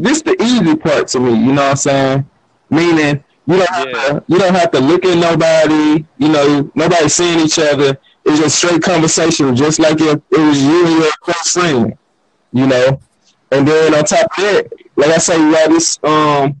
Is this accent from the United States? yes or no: yes; Louisiana, United States; now in Houston, United States; I'm from Louisiana